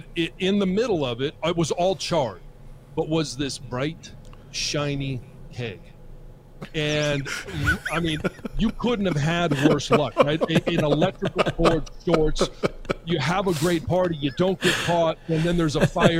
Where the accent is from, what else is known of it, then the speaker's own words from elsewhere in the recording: Michigan, United States; This is my home state. That's why I went to Michigan. This is my hometown.